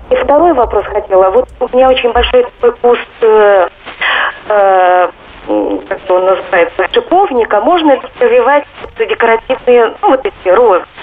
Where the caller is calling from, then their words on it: Moscow, Russia; Я из Москвы хотела задать Андрею Туманову вопрос.